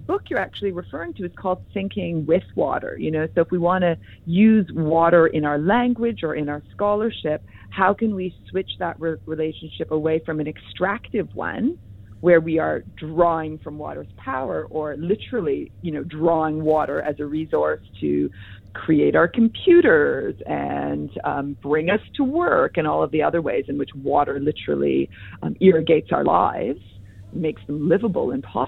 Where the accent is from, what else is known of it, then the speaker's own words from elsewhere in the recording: Hamilton, Ontario, Canada; moved away; Hamilton, Ontario, which is my hometown on the Great Lakes